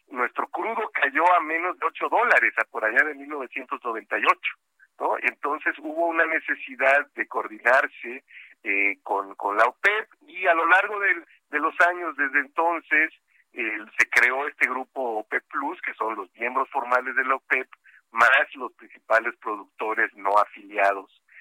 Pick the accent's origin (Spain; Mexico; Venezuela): Mexico; Coatzacoalcos, Veracruz; saludos a Coatzacoalcos, que está cerquita y es mi tierra.